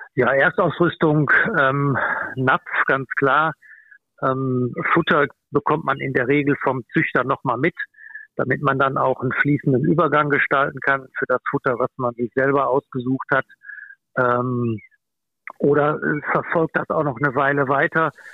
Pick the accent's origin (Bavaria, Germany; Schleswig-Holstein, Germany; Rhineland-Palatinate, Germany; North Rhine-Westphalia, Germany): North Rhine-Westphalia, Germany; near Cologne; ich komme aus Fürth, das ist in der Gegend von Köln